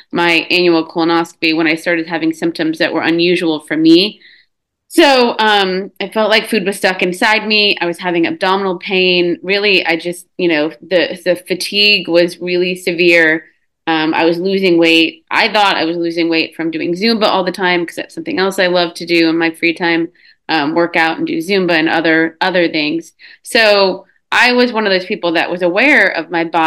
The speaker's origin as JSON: {"language": "English", "region": "Texas", "country": "United States", "tie": "born or raised there", "said": "born and raised in Texas"}